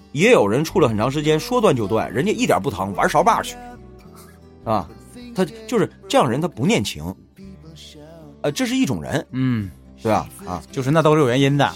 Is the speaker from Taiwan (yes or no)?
no; Northeast China, China; 我们东北人吧，老实讲，其实我们是不善于表达